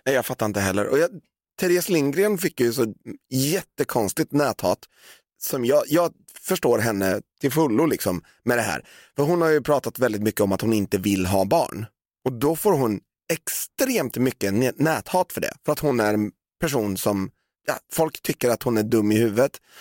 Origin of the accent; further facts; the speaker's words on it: Valdemarsvik, Östergötland, Sweden; now in Stockholm, Sweden; när jag växte upp i Valdemarsvik